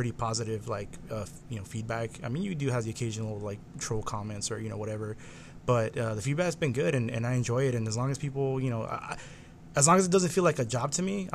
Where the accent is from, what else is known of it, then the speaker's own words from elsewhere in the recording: Huntington Park, California, United States; I grew up in Southeast